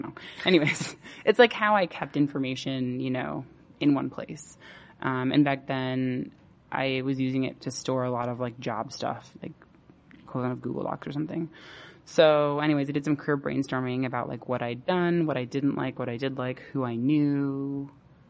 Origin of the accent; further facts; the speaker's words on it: Bay Area, California, United States; moved away as an adult; I grew up in the Bay Area